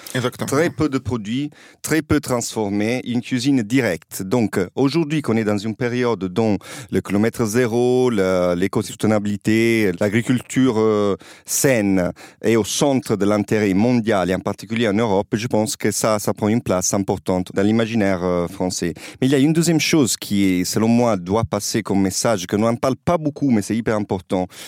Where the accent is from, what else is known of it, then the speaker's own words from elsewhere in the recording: Apulia, Italy; je viens du, des Pouilles